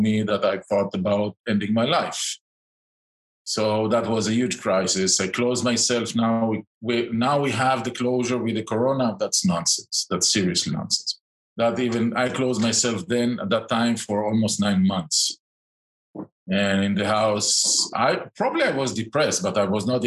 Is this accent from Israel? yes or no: yes; outskirts of Tel Aviv, Tel Aviv District, Israel; moved away as an adult; also born or lived in Eilat / Tiberias; now in Spain; I grew up in the outskirts of Tel Aviv, in the center of Israel